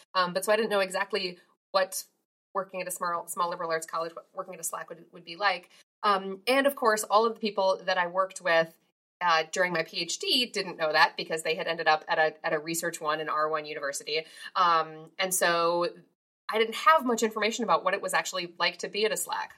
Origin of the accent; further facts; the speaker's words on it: Minnesota, United States; I grew up in Minnesota